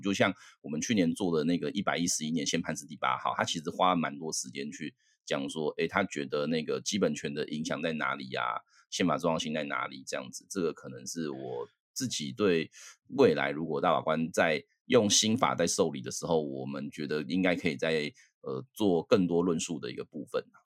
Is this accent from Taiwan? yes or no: yes; Taiwan; also born or lived in United States; 我后来隔年我就回台湾了啊